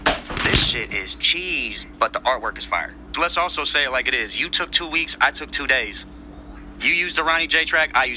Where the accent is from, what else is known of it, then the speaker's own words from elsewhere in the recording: Cleveland, Ohio, United States; I'm from the Midwest. I'm from Cleveland. I grew up 3 hours away from Detroit.